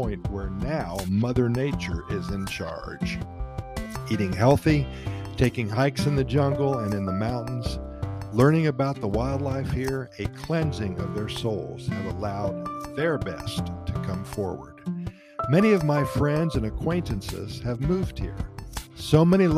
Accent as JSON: {"language": "English", "town": "Columbus", "region": "Ohio", "country": "United States", "moved": "yes", "lives_now": "Costa Rica", "said": "I'm from Columbus, Ohio"}